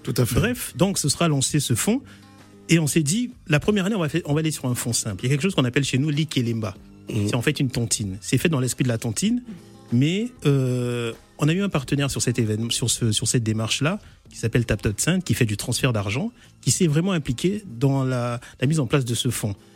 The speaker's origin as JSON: {"language": "French", "country": "Republic of the Congo", "moved": "yes", "said": "notre pays d'origine"}